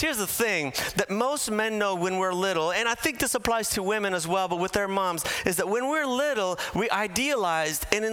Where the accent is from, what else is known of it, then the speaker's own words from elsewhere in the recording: Bolivia; moved away; Now, I'm from Bolivia. I was born in Bolivia. I was raised there in my early years